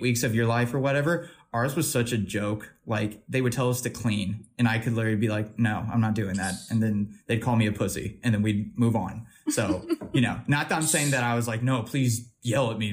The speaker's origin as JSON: {"language": "English", "region": "Missouri", "country": "United States"}